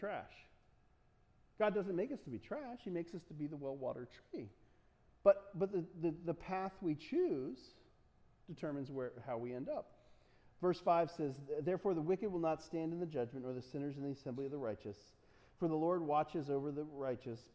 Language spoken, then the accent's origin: English; United States; I'm an American